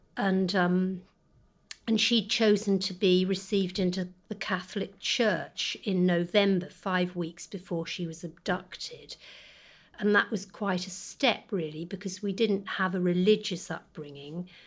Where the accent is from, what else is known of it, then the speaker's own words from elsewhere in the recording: the Cotswolds, Gloucestershire, South West England, United Kingdom; we grew up in the Cotswolds